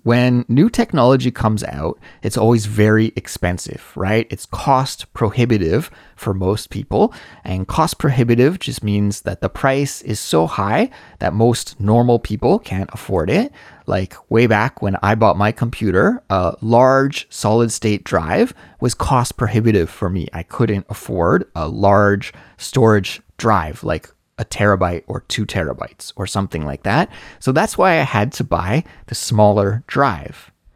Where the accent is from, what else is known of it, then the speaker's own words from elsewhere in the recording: Canada; now in South Korea; certainly in South Korea where I live and in my home country of Canada as well